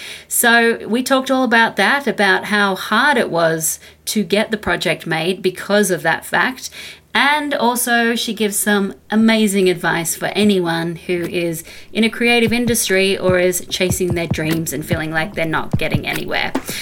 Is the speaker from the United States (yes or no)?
no; Australia; From Australia.